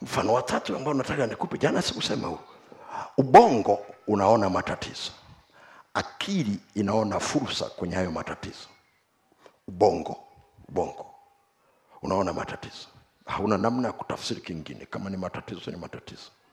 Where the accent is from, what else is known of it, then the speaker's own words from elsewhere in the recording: Tukuyu, Mbeya, Tanzania; moved away; kule kwetu kule tukuyu